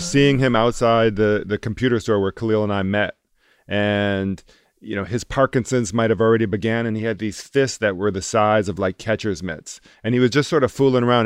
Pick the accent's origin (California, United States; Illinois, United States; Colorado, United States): Illinois, United States; Chicago; growing up in Chicago